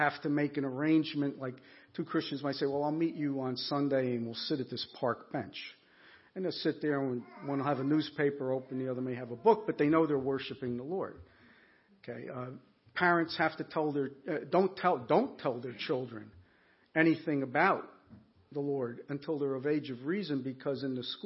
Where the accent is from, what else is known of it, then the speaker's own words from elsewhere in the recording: Newark, New Jersey, United States; now in Watertown, United States; originally from New Jersey. Yeah, Northeast Jersey, right, yes, Soprano territory for anybody. Yeah, Newark